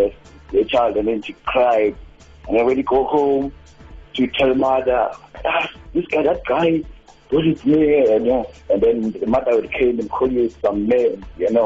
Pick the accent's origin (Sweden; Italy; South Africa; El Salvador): South Africa; Eastern Cape; I was born and raised in the Eastern Cape in the location they called Kubuzi Bay, the town called Montreal.